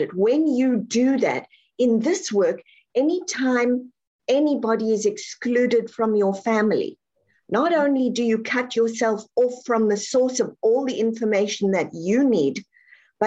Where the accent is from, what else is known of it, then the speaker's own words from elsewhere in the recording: South Africa; I'm born and raised South African.